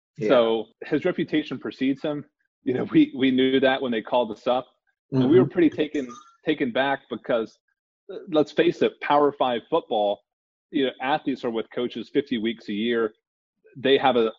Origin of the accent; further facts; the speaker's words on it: Tennessee, United States; Tennessee's my home state